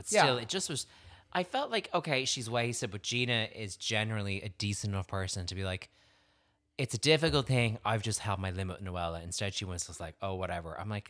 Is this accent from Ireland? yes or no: yes; Ireland; I'm Irish